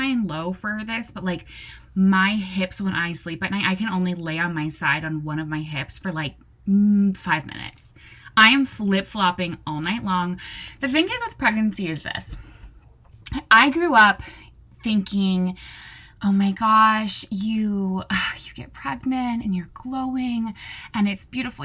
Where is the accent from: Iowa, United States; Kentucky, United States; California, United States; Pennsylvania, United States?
California, United States; Southern; now in New Jersey, United States; I'm born and raised in Southern California. And I live in New Jersey now